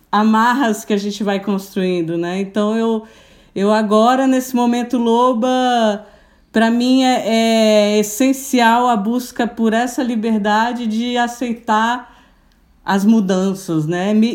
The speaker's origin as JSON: {"language": "Portuguese", "town": "Brasília", "region": "Federal District", "country": "Brazil", "tie": "born there", "lives_now": "Florianópolis, Brazil", "said": "Eu sou, eu sou brasiliense, sou nascida em Brasília."}